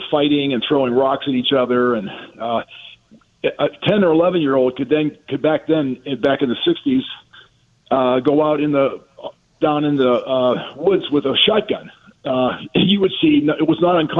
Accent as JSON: {"language": "English", "region": "Western Pennsylvania", "country": "United States", "tie": "born or raised there", "moved": "yes", "said": "growing up in Western Pennsylvania, same place Mike Ditka grew up"}